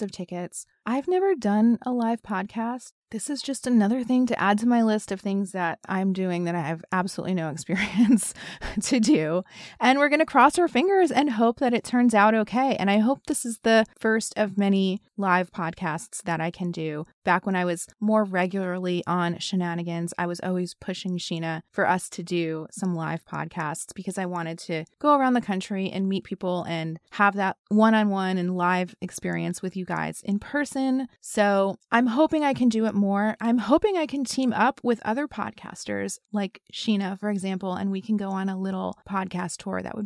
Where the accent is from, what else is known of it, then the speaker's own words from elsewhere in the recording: New York City, New York, United States; moved away; my favorite city, my hometown city.